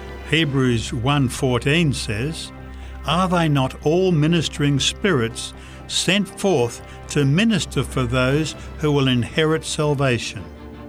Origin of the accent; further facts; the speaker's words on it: Canada; I was prepared for the cold. I am a Canadian.